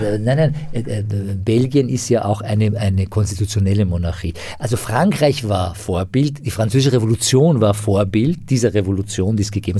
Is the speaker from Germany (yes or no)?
no; Iran; moved away; ich bin sozusagen als Iraner, der halt irgendwie aus einem islamisch geprägten Land kommt